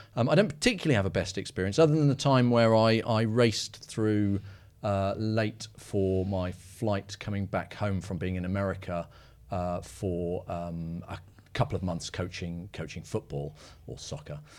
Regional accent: United Kingdom; being British

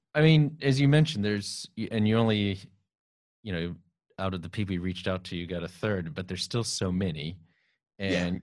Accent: San Antonio, Texas, United States; I grew up in San Antonio, Texas

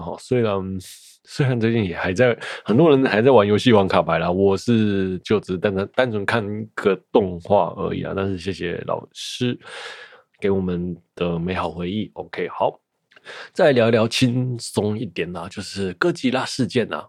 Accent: Taiwan; 身为一个台湾人

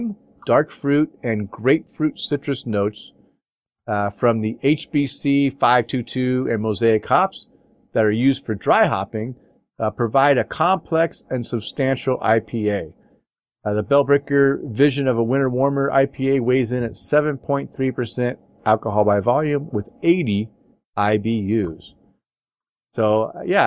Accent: Maine, United States; moved away; I was born in Maine

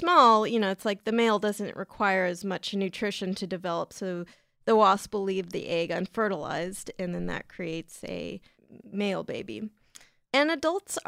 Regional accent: San Diego, California, United States; San Diego, California, which is my hometown

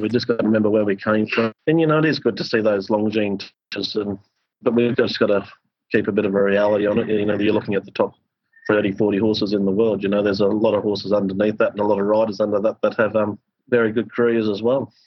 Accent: Queensland, Australia; as a Queenslander

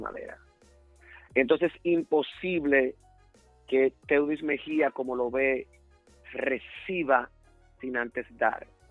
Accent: Dominican Republic; moved away as an adult; now in United States; el país que me dio nacer, claro, con mucho orgullo, fue República Dominicana.

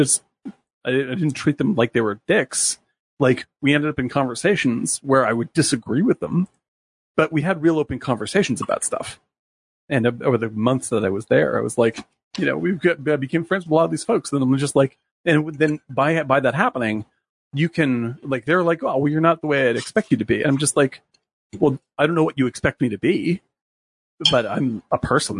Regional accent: Northeast, United States; moved away; also born or lived in Midwest / the South; I'm from the Northeast originally

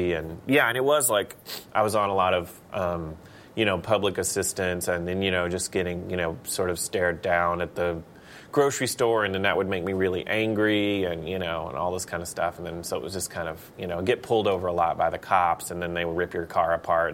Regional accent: Palestine, Texas, United States; I grew up in Palestine, Texas

